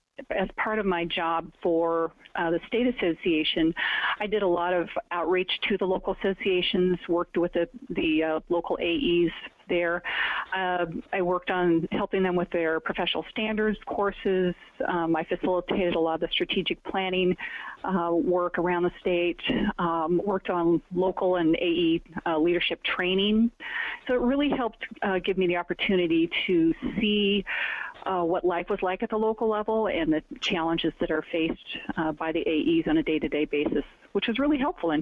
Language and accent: English; Oregon, United States; also born or lived in Washington; now in Arizona, United States; I had not lived outside the Northwest, except for a very short stint in Palo Alto. I was born in Washington and then moved to Oregon when I was three. And we moved around a bit, so I saw a lot of Oregon.